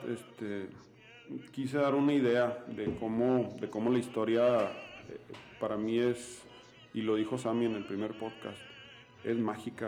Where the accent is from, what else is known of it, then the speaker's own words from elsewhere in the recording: Mexico; soy mexicano